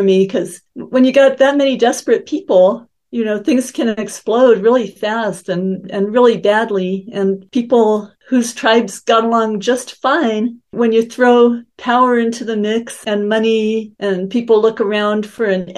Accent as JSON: {"language": "English", "town": "Denver", "region": "Colorado", "country": "United States", "tie": "born or raised there", "also_born_or_lived": "Venezuela", "moved": "yes", "lives_now": "Utah, United States", "said": "I grew up mostly in Denver, the Denver area"}